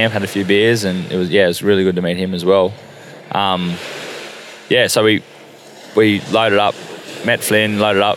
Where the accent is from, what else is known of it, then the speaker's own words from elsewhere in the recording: Queensland, Australia; moved away as an adult; now in Northern Territory, Australia; I'm actually a Queenslander. I've only been to NT 5 years.